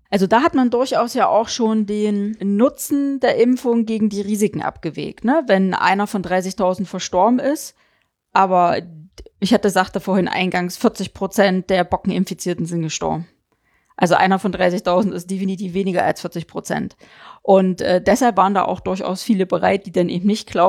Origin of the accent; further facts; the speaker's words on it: East Germany, Germany; ja, wir kommen ja aus dem Osten.